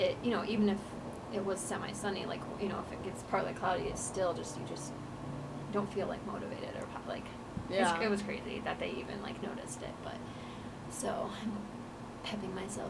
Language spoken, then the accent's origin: English; Iowa, United States; moved away; we lived, like, in Iowa, because that's all I ever really knew